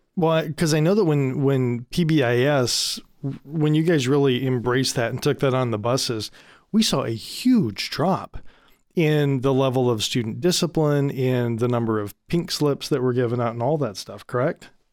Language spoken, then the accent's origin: English; Michigan, United States; so I grew up in Michigan, right?